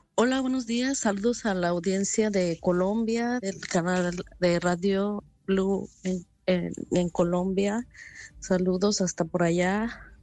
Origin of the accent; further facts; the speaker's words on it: Mexico; now in Japan; en la parte que yo soy de México casi no tiembla